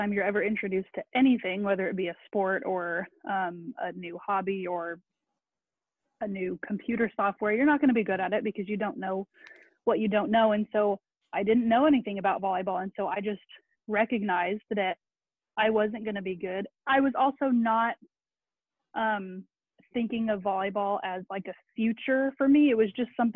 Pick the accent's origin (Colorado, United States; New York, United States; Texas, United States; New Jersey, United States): Texas, United States; Keller; sixth grade growing up in Keller